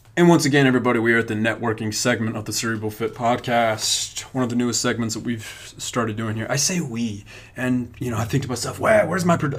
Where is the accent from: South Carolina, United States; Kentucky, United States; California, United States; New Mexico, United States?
New Mexico, United States; Hobbs; now in Lubbock, United States; my hometown of Hobbs